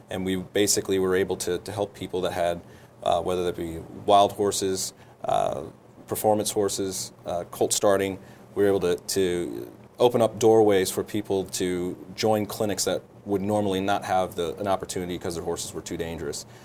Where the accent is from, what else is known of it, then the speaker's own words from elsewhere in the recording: Springfield, Illinois, United States; born there; also born or lived in a little bit everywhere; I grew up uh, a little bit everywhere. I was born in, in Illinois, um, in Springfield, Illinois.